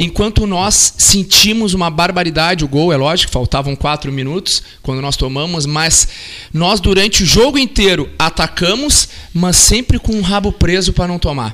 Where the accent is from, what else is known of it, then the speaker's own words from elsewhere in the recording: Brazil; nós brasileiros